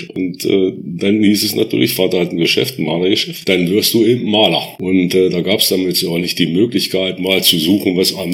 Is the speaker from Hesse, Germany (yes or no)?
no; Göttingen, Lower Saxony, Germany; Ich bin 1958 geboren in Göttingen und bin seitdem auch in Holten sind immer geblieben, nie irgendwo anders gewesen.